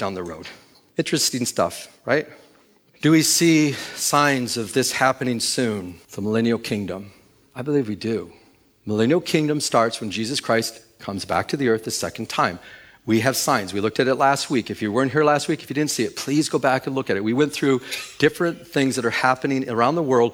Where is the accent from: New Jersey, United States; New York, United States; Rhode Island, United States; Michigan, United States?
Michigan, United States; now in California, United States; I'm from Michigan. When I came here to California back in 2000